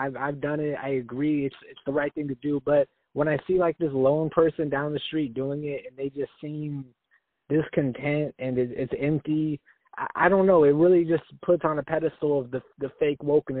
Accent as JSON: {"language": "English", "town": "Salem", "country": "United States", "tie": "born or raised there", "said": "because I'm from Salem, and I don't know if you've been there"}